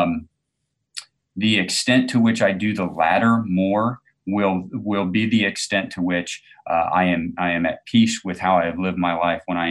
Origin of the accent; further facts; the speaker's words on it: farm country in Illinois, United States; also born or lived in Chicago; We were visiting Chicago, which I consider my hometown. I grew up in farm country in Illinois